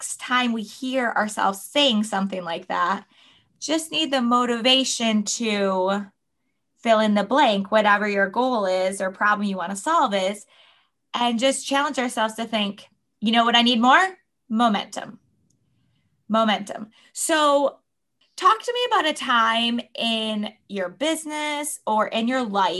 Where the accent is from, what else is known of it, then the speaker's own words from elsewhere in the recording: Michigan, United States; moved away as an adult; also born or lived in State College, Pennsylvania; when we moved to Michigan, my home state.